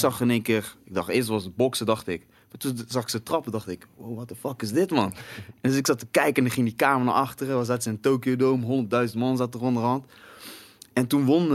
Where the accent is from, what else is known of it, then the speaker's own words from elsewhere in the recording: Breda, North Brabant, Netherlands; bij ons in Breda